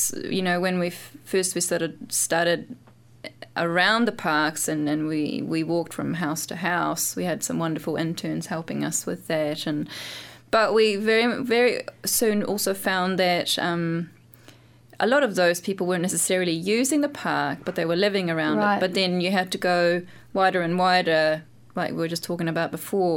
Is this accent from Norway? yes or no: yes; Norway; moved away; also born or lived in London; I lived in London, and because I'm from Norway